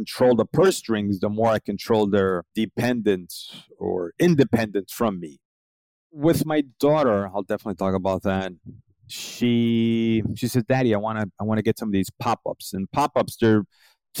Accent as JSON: {"language": "English", "town": "New York City", "region": "New York", "country": "United States", "moved": "as an adult", "lives_now": "South Florida, United States", "said": "I'm originally from Brooklyn, New York, and now I live in South Florida"}